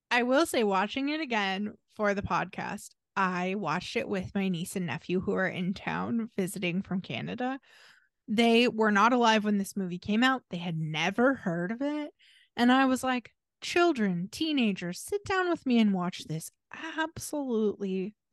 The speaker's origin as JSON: {"language": "English", "region": "Pacific Northwest", "country": "United States", "tie": "born or raised there", "said": "we grew up in the Pacific Northwest, like in a large suburb"}